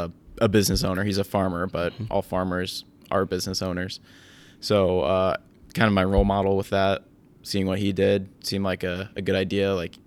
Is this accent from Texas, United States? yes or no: no; Williamsburg, Iowa, United States; My family farm is east of Williamsburg, Iowa.